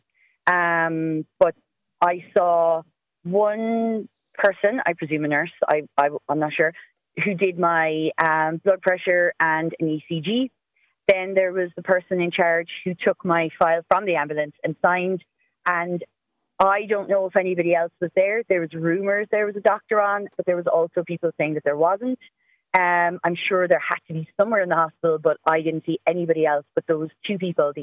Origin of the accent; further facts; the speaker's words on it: Cork, Munster, Ireland; I am from Cork, so I know I live very close to a hospital